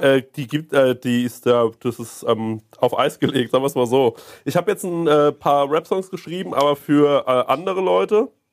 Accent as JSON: {"language": "German", "town": "Aschaffenburg", "region": "Bavaria", "country": "Germany", "moved": "yes", "said": "ich komme aus Aschaffenburg."}